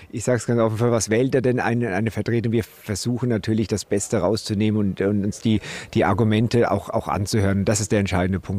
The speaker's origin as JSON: {"language": "German", "town": "Alzenau", "region": "Bavaria", "country": "Germany", "tie": "born or raised there", "said": "Ich komme tatsächlich aus, aus Unterfranken, bin gebürtiger Alzenauer ähm, und, und habe dort auch meine, meine fußballerischen Wurzeln äh, begonnen."}